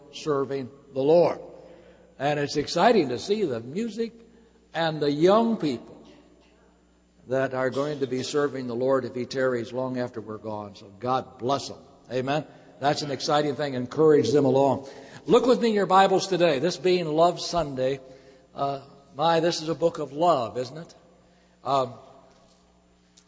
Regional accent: Michigan, United States; I was born and reared in Michigan on a farm.

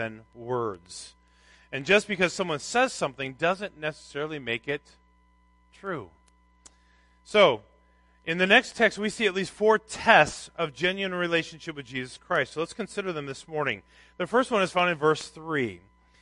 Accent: Minnesota, United States; I grew up in Minnesota

